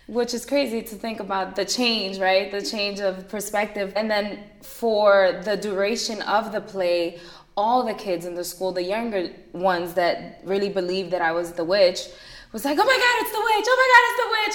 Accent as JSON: {"language": "English", "town": "Jersey City", "region": "New Jersey", "country": "United States", "tie": "born or raised there", "also_born_or_lived": "Madison, New Jersey", "said": "Born and raised in Jersey City"}